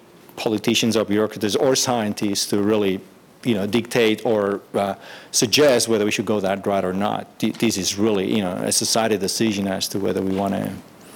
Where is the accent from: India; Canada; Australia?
Australia; I come from Australia